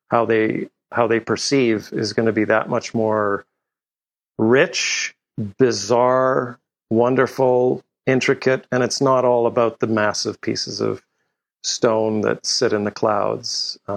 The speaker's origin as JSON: {"language": "English", "country": "Canada", "tie": "born or raised there", "also_born_or_lived": "Europe", "said": "I grew up in Europe and in Canada."}